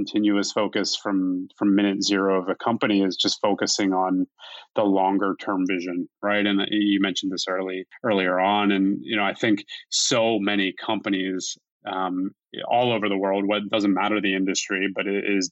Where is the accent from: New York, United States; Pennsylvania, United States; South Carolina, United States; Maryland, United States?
Pennsylvania, United States; Philadelphia; we were born and raised in Philadelphia